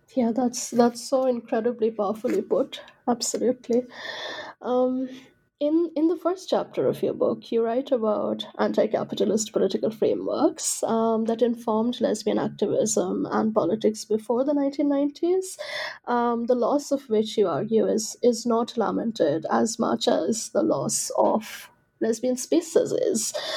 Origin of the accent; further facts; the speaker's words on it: India; I'm from India